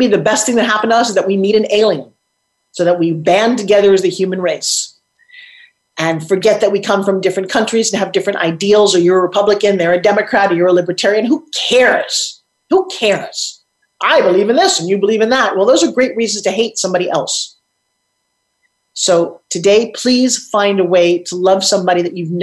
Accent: Long Island, New York, United States; I'm from Long Island, New York, and I used to go to the South Jersey shore all the time

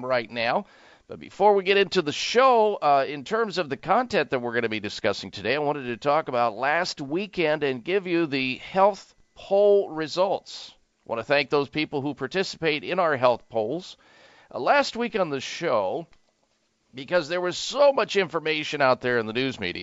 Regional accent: Midwest, United States; moved away; also born or lived in lower Caribbean; growing up in the Midwest in Tornado Alley.

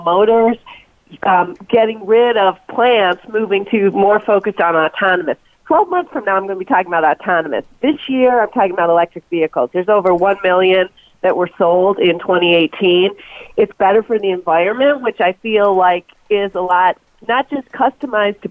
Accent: Detroit, Michigan, United States; I'm from Detroit

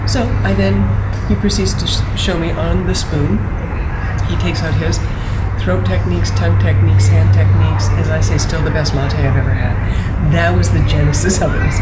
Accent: Western Canada, Canada; I was raised in Western Canada

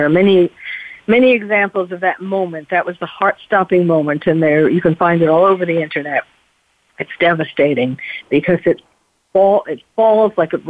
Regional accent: New York City, New York, United States; also born or lived in Paris; as someone who was born and bred in New York City, therefore who felt it really in the heart, as I do Paris, because I lived in Paris for 3 years

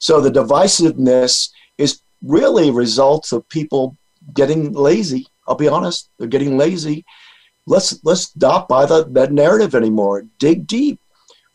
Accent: Rhode Island, United States; moved away; I'm from Rhode Island originally, and I go back to Rhode Island, and it's almost like going back in time. My high school buddies

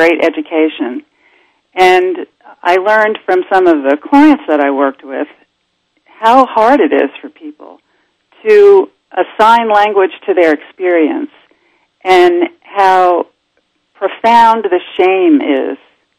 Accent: Brooklyn, New York, United States; Well, my story, you know, I grew up in Brooklyn, New York, and my father was a prominent physician.

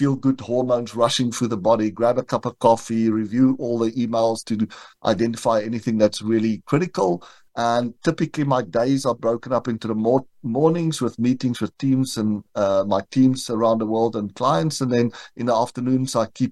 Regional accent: South Africa; moved away as an adult; now in United States; I grew up in South Africa and moved to the United States in September 2020.

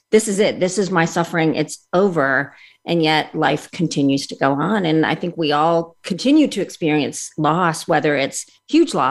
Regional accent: India; born there; So I was born in India

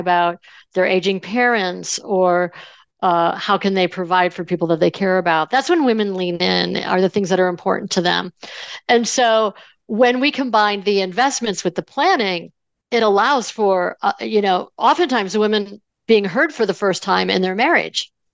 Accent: Buffalo, New York, United States; I grew up in Buffalo, New York

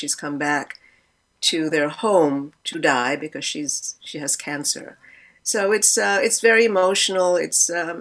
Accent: Milledgeville, Georgia, United States; also born or lived in Albany, Georgia; a little place called Milledgeville, Georgia, which was where I spent most of my time

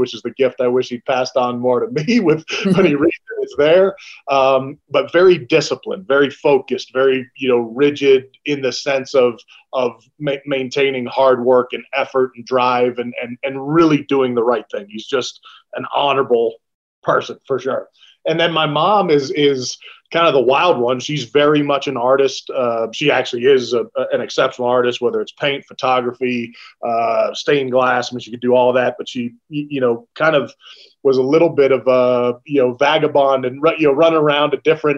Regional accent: Bay Area, California, United States; I grew up in the Bay Area, California

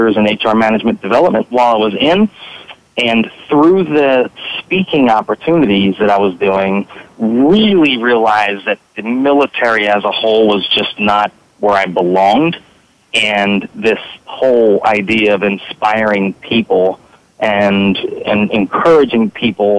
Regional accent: Philadelphia, Pennsylvania, United States; moved away as an adult; now in San Diego, United States; I actually live in San Diego, but I'm originally from the Philadelphia area

